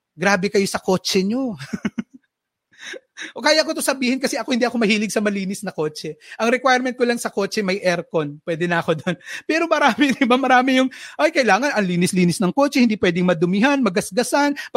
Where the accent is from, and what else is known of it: Philippines